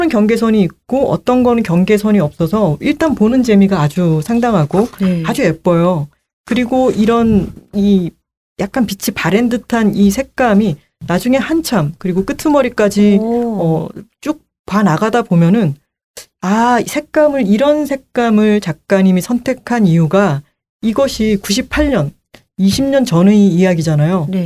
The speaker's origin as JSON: {"language": "Korean", "region": "Busan", "country": "South Korea", "tie": "born or raised there", "moved": "yes", "said": "이거 내 고향이네"}